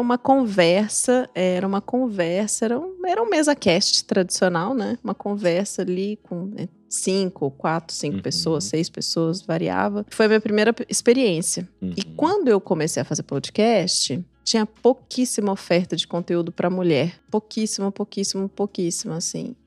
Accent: São Paulo, Brazil; also born or lived in Juiz de Fora, Minas Gerais / Curitiba, Paraná; Morei lá até os oito anos e depois pra, vim para São Paulo, onde estou desde então

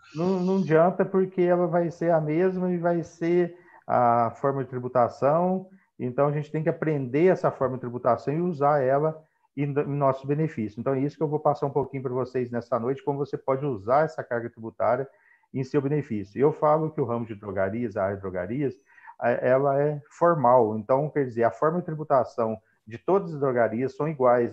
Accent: Paraguaçu, Minas Gerais, Brazil; sou de Paraguaçu, de Minas Gerais

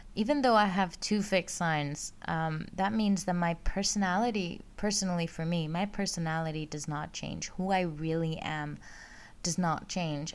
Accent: Greece; now in Netherlands; I live, uh, and work in the Netherlands, but I am originally from Greece. I grew up, um, I was born and grew up there.

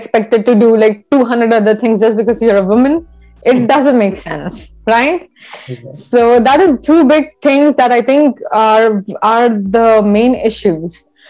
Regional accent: India; now in Canada; I had that issue when I moved to from India to Canada

